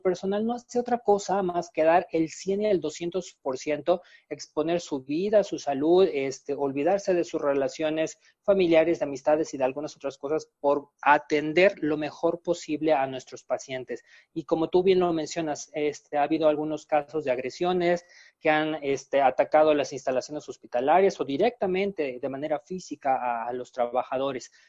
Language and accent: Spanish; Mexico; los mexicanos sabemos hacerlo